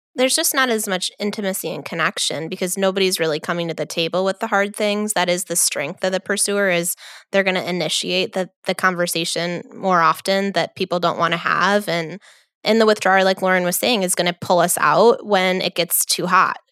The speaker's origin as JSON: {"language": "English", "region": "New York", "country": "United States", "said": "I am from New York"}